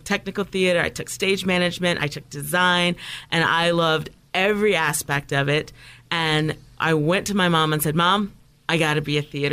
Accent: Toledo, Ohio, United States; I grew up in Midwest, in a small town, Toledo, Ohio.

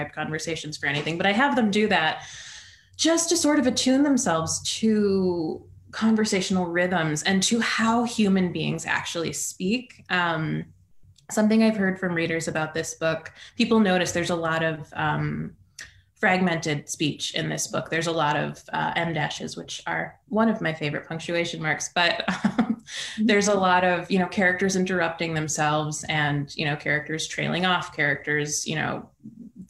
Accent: Midwest, United States; I'm from the Midwest

